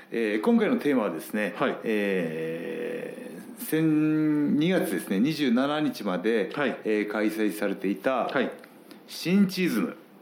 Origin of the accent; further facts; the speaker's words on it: Gifu, Japan; 僕同じ岐阜県出身